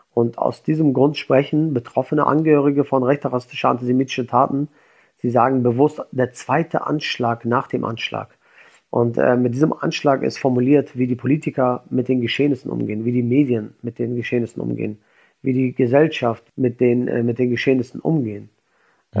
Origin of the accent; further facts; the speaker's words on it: Schleswig-Holstein, Germany; ich komme aus Schleswig-Holstein oder aus, aus Deutschland